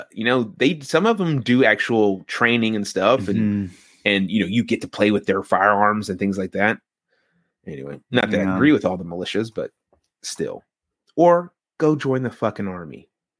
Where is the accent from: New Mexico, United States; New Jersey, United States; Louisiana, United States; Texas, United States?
Louisiana, United States; Yeah, I learned that the first day I was here, because I came from Louisiana and we put our fucking blinkers on.